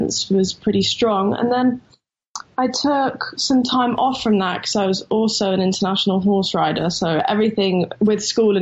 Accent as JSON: {"language": "English", "region": "London", "country": "United Kingdom", "said": "I'm from Camden in London."}